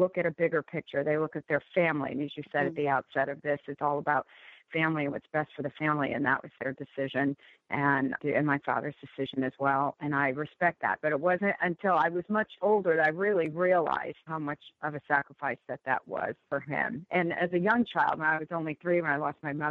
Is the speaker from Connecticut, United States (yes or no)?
yes; Bridgeport, Connecticut, United States; moved away as an adult; now in Washington, United States; I always say I'm from Bridgeport, Connecticut. I mean, those are my roots. That's my founding. That's my grounding. That's my foundation. And grew up, you know, in a immigrant community